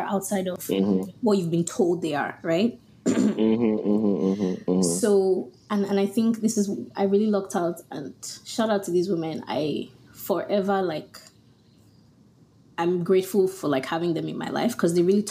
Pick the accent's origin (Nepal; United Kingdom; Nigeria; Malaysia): Nigeria; also born or lived in Houston; now in United States; I'm actually from Nigeria